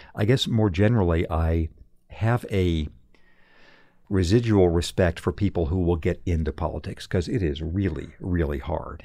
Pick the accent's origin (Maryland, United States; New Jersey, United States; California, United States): California, United States; Redlands; moved away; in my hometown of redlands california when i was a kid